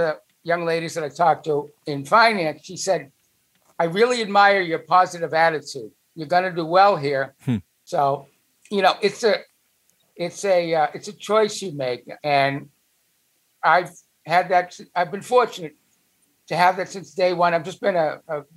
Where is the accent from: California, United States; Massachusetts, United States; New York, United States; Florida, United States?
Massachusetts, United States; Boston; accent: Boston; moved away; I still have my Boston accent